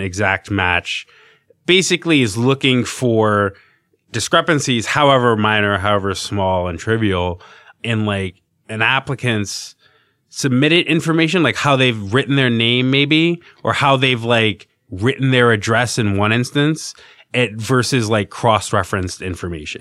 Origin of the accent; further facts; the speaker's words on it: Virginia, United States; now in New York, United States; I'm from Virginia